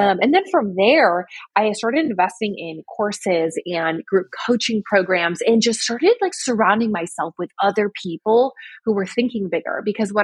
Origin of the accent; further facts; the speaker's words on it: New York, United States; I'm from New York.